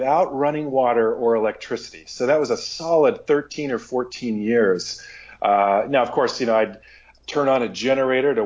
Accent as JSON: {"language": "English", "region": "Pacific Northwest", "country": "United States", "tie": "born or raised there", "said": "I'm from the Pacific Northwest and grew up actually off the grid in the woods"}